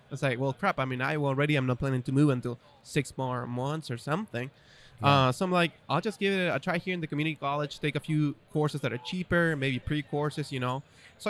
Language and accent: English; Chile; English is a second language; So born and raised in Chile, right? Going to a German school. So I'm learning English, German, and Spanish, obviously, right? Three languages.